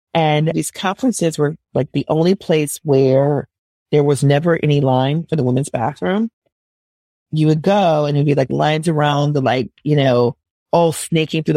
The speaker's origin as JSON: {"language": "English", "town": "Minneapolis", "region": "Minnesota", "country": "United States", "tie": "born or raised there", "also_born_or_lived": "Milwaukee, Wisconsin", "said": "I grew up in Minneapolis, Minnesota"}